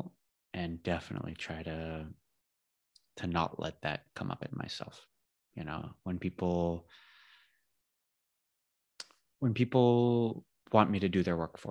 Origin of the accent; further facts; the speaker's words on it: California, United States; now in Spain; I grew up in California.